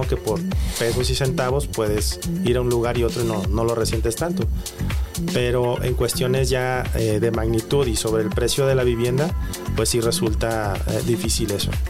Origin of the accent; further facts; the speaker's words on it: Guadalajara, Jalisco, Mexico; nosotros tenemos como tapatíos